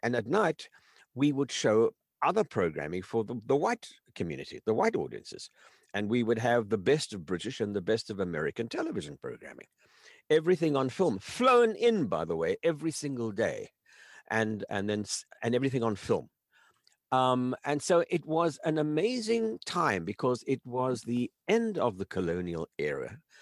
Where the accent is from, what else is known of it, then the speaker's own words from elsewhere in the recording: South Africa; I grew up in South Africa as an only child